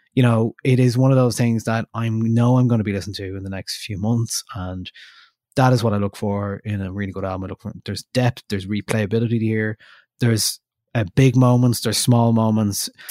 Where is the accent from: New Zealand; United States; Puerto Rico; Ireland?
Ireland; we're from Ireland, we speak English